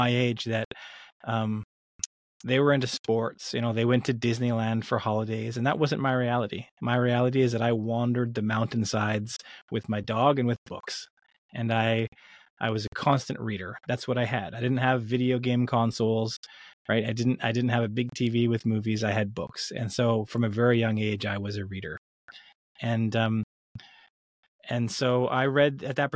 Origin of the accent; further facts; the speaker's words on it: British Columbia, Canada; I grew up in British Columbia, Canada